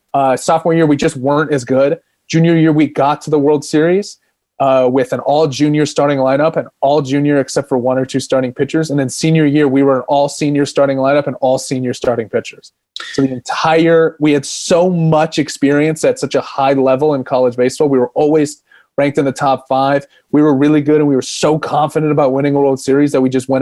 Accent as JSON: {"language": "English", "town": "Phoenix", "region": "Arizona", "country": "United States", "tie": "born or raised there", "said": "I grew up in Phoenix, Arizona, and it's a hub for baseball."}